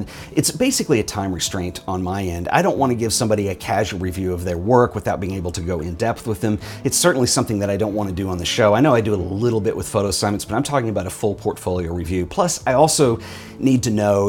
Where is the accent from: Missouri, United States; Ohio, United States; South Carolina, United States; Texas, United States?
Texas, United States; my home state of Texas